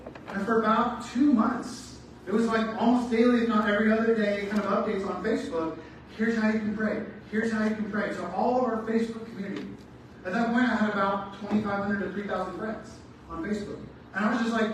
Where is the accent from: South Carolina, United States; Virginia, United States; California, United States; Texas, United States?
California, United States; Southern; I grew up in Southern California